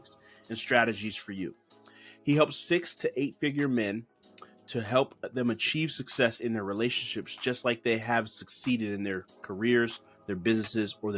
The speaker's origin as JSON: {"language": "English", "country": "Ghana", "said": "I'm Ghanaian"}